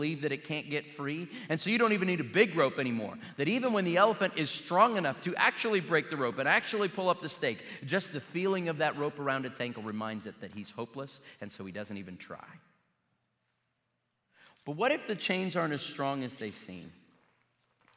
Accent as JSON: {"language": "English", "town": "Joplin", "region": "Missouri", "country": "United States", "tie": "born or raised there", "said": "I can remember as a kid when the circus came to my hometown"}